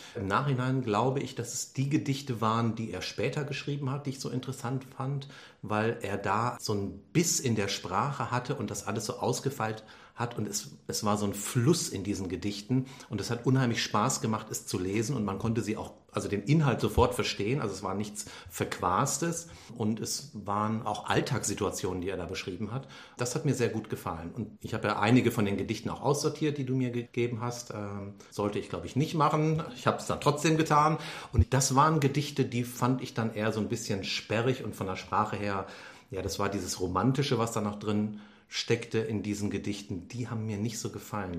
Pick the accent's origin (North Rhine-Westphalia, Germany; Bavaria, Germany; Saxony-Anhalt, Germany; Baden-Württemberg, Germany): North Rhine-Westphalia, Germany; Düsseldorf area; ich komme aus der Gegend